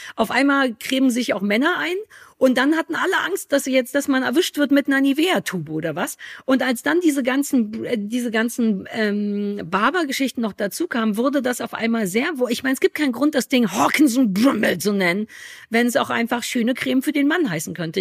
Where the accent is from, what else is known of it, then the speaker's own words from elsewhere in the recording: Germany; ich komme ja aus der DDR.